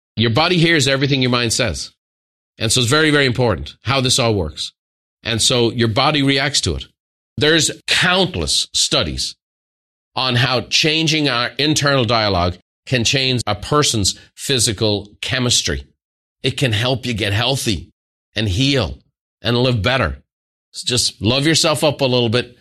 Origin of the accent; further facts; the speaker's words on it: Ireland; Irish people